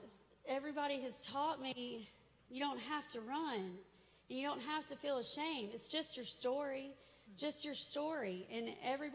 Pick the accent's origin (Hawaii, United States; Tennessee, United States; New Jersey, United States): Tennessee, United States; Nashville; I'm from Nashville. I grew up here.